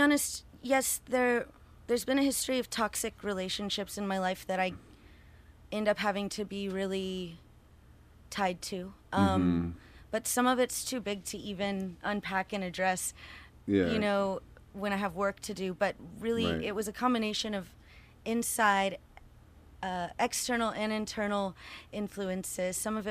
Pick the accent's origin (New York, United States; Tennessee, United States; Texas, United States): Texas, United States; Houston; now in Austin, United States; Yeah, and I'm from Houston originally, and I live in Austin.